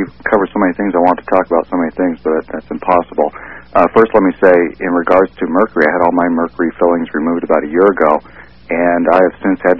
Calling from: Seattle, Washington, United States; I'm calling from Seattle.

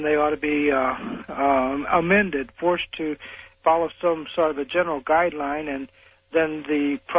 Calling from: Collinsville, Illinois, United States; It's …. I'm calling from Collinsville, Illinois.

